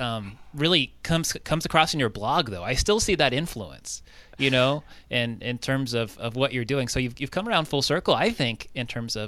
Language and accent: English; Southern California, United States; now in Minnesota, United States; I grew up in Southern California, you know, nothing but suburban area